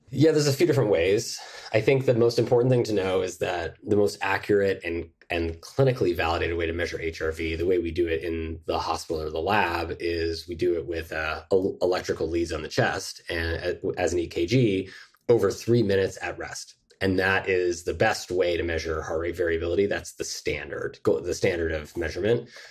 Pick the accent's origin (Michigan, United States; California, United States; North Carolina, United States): California, United States; Mill Valley; now in New York, United States; I grew up in Mill Valley, California